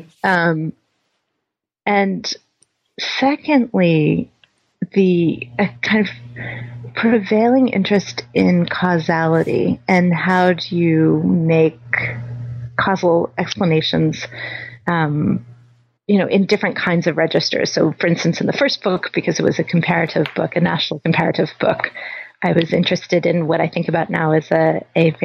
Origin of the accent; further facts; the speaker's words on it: Louisville, Kentucky, United States; moved away; also born or lived in Berkeley; I was born in Louisville, Kentucky